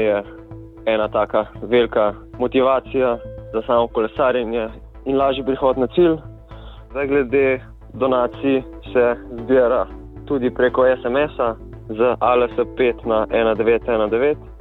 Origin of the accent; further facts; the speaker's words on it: Slovenia; sem kar srečen, da sem iz Slovenije